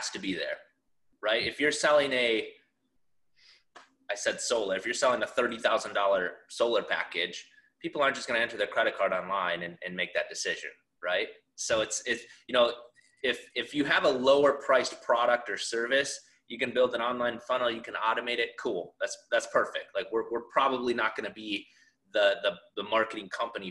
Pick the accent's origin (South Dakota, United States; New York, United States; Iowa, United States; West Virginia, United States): South Dakota, United States; I grew up in South Dakota, a town of like 1,000 people.